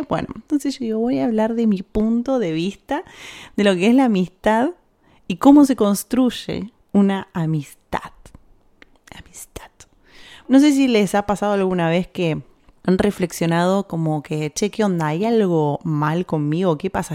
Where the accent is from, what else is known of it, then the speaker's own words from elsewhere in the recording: Argentina; now in Spain; de Argentina